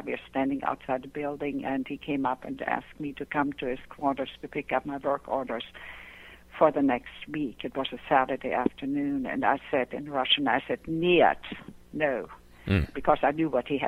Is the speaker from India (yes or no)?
no; Pomerania, Germany; English is a second language; moved away as an adult; now in United States; I grew up in Germany in a small Pomeranian village. And like I said, after World War II, you know, I came to this country